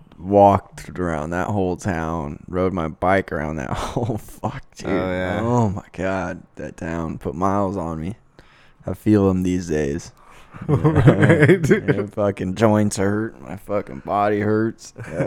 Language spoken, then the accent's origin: English; Lake Havasu City, Arizona, United States; growing up in Havasu was, like... Dude, like, it was almost a little bit hood type of shit